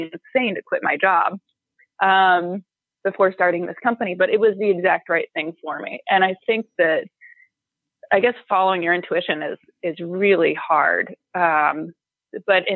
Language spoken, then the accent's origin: English; St. Louis, Missouri, United States; moved away as an adult; I grew up in St. Louis, and I don't think anybody else from my high school really left the city